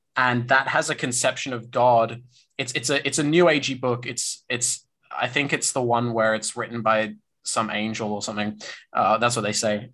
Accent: Australia

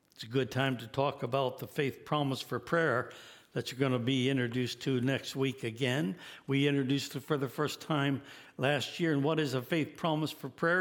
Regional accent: United States; as an American in Pakistan

